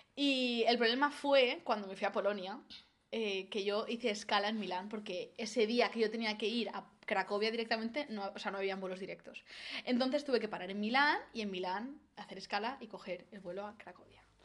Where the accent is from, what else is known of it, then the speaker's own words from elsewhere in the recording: Valencia, Valencian Community, Spain; Yo, yo, soy de Valencia